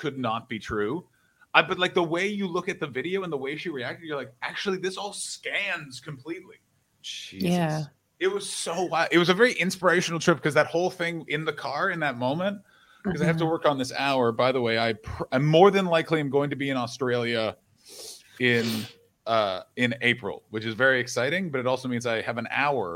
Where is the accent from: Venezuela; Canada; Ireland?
Canada; I'm Canadian